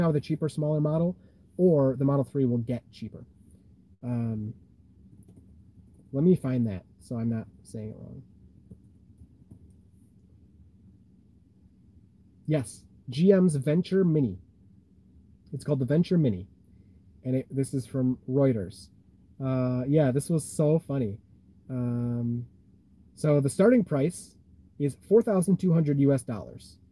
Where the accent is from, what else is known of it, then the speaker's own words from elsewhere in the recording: Michigan, United States; I'm from Michigan too